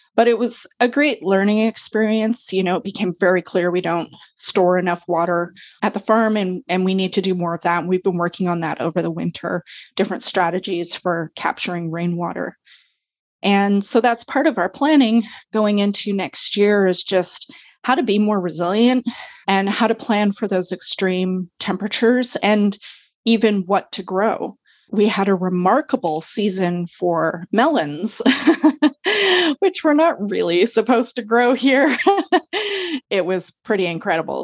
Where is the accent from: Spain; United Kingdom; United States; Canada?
Canada; Vancouver, British Columbia; moved away as an adult; also born or lived in Comox Valley, Vancouver Island; now in Courtenay, Canada; I'm actually originally from Vancouver. That's where I grew up.